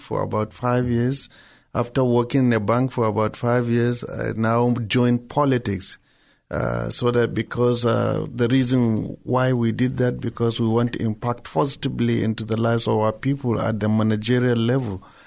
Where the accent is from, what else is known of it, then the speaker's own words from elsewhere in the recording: Nigeria; I'm a Nigerian